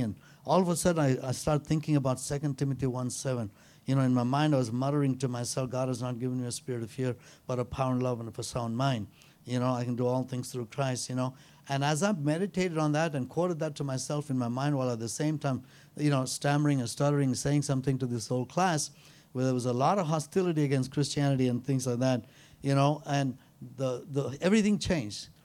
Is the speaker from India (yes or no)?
yes; India; I'm an Indian